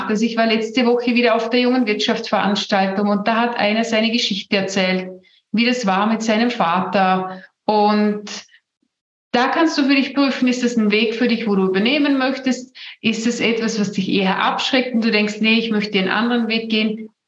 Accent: Vorarlberg, Austria; ich komme aus Vorarlberg, wir, wir sagen zu Hause immer, Neid und Missgunst sind die Ureinwohner Vorarlbergs.

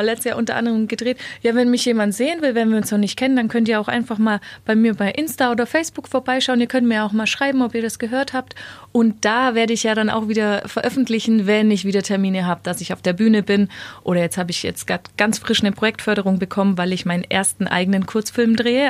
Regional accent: Weißenhorn, Bavaria, Germany; moved away as an adult; Ich bin ja später tatsächlich wieder in meine Heimat Weißenhorn zurückgezogen

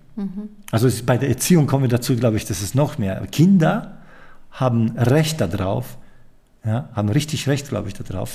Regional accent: Poland; moved away; ich komme aus Polen

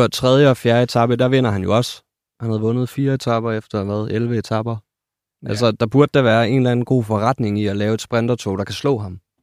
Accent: West Jutland, Central Denmark Region, Denmark; Jeg er jo fra Vestjylland

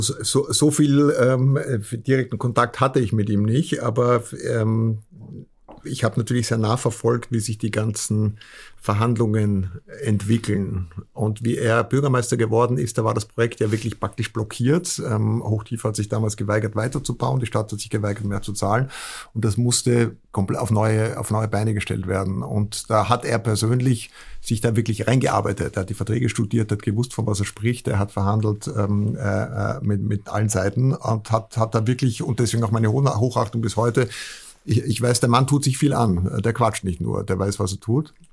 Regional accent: Vienna, Austria; now in Hamburg, Germany; als Österreicher und vor allem Wiener

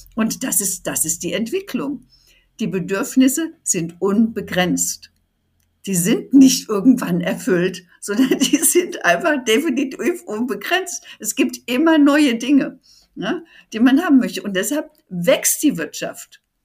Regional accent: Germany

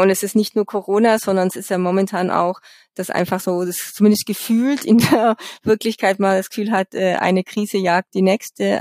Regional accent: Bavaria, Germany; bei uns in Bayern

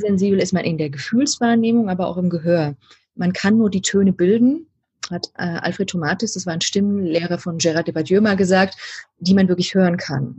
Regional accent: Saxony, Germany; accent: Saxon; now in Bavaria, Germany; ich bin die Hälfte meiner Kindheit in der DDR aufgewachsen

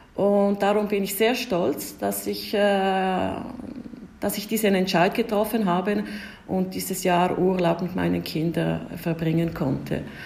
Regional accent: Ticino, Switzerland; first language Italian; German is a second language; moved away as an adult; also born or lived in Rome, Italy; now in Prague, Czechia; meine Eltern sind beide Deutschschweizer, Es äh, sind äh, ins Kanton Tessin gezogen, als ich äh, vier Jahre alt war

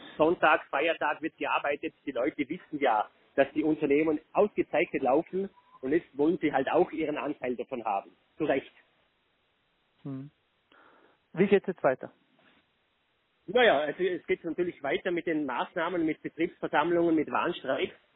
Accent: Vorarlberg, Austria; bei uns in Vorarlberg

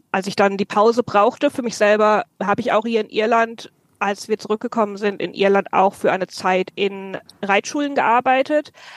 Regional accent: near Frankfurt, Hesse, Germany; moved away as an adult; now in Ireland; ich bin ursprünglich aus Deutschland, ähm, Mitte Deutschland, in der Nähe von Frankfurt bin ich aufgewachsen

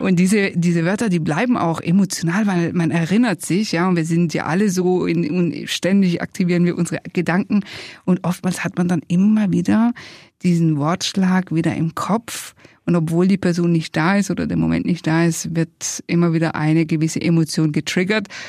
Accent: Italy; wir sind ja beide Italiener, Alessandro und ich

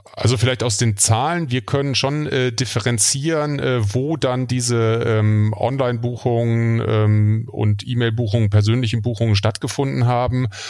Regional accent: Germany; now in Kiel, Germany; wir als äh, Deutsche

